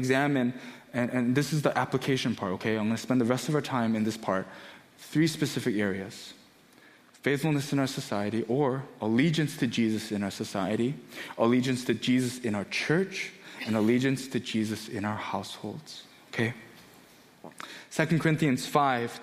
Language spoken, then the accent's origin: English; United States; also born or lived in Korea; Growing up in America, I was born in Korea, but moved here when I was one, pretty much lived here for 29, 30 years of my life